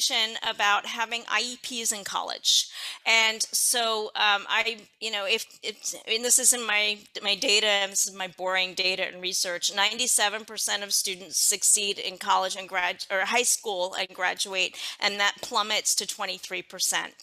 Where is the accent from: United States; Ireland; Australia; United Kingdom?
United States; Philadelphia, Pennsylvania; I'm from Philadelphia, Pennsylvania